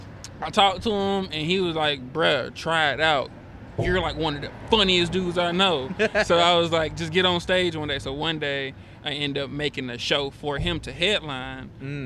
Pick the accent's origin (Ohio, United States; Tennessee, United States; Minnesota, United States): Tennessee, United States; Memphis; now in Atlanta, United States; I'm originally from Memphis, Tennessee.